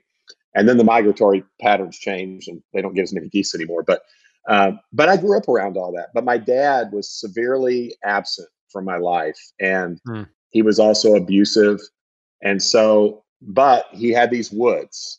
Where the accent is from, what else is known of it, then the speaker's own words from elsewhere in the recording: Southern Illinois, United States; I grew up in Southern Illinois, which is like about 2 hours southeast of St. Louis